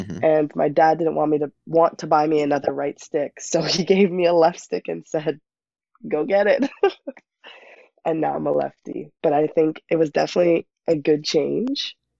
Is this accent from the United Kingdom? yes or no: no; Toronto, Ontario, Canada; my hometown